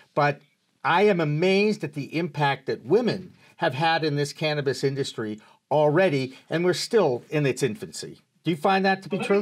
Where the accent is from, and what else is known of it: Massachusetts, United States; born or raised there